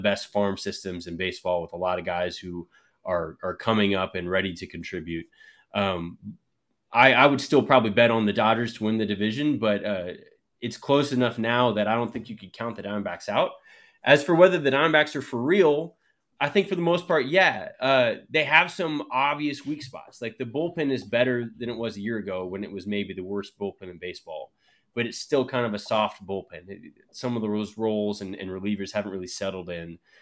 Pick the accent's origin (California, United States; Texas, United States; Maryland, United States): Texas, United States; Dallas; I grew up in Dallas